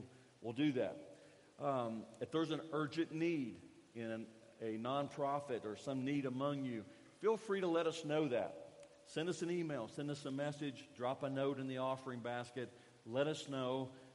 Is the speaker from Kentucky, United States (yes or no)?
yes; Kentucky, United States; moved away as an adult; now in Guatemala; I grew up in Kentucky, and a big thing that I enjoyed in Kentucky, because I got it on a daily basis, was biscuits